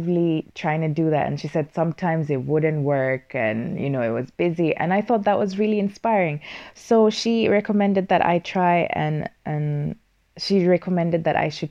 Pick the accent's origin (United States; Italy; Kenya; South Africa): Kenya; now in Finland; as a Kenyan